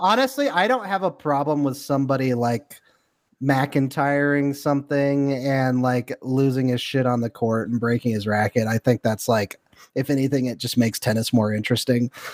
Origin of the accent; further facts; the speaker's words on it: Denver, Colorado, United States; I'm from Denver